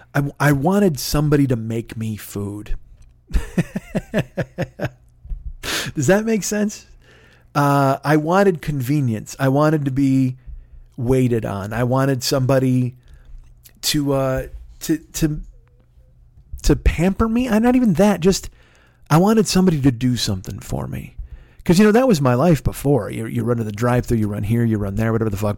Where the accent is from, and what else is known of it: Midwest, United States; born or raised there